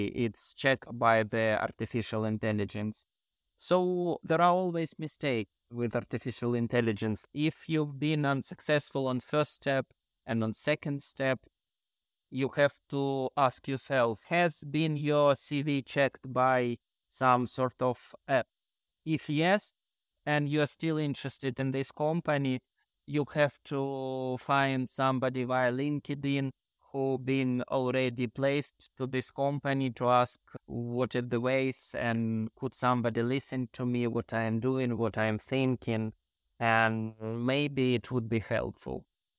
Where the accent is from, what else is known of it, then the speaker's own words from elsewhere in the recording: Ukraine; English is a second language; moved away as an adult; now in London, United Kingdom; I am originally from Ukraine.